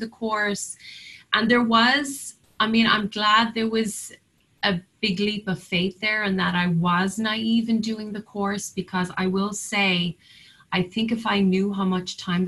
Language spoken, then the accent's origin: English; Cork, Munster, Ireland; now in Nantucket, United States; my hometown of Cork